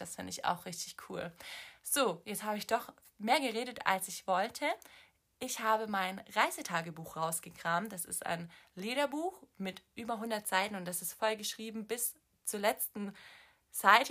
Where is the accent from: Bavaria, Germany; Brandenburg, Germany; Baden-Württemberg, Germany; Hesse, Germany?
Baden-Württemberg, Germany; Swabia; moved away; Ich komme aus dem Schwabenland, deswegen sage ich schwätzen